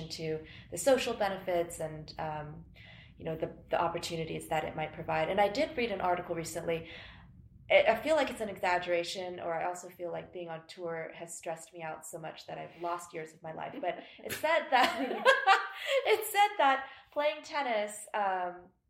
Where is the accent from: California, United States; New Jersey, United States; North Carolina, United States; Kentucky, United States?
California, United States; Long Beach; we grew up in Long Beach